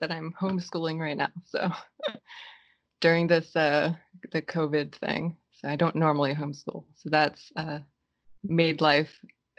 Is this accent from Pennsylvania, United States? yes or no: yes; Philadelphia, Pennsylvania, United States; I grew up in Pennsylvania, Philadelphia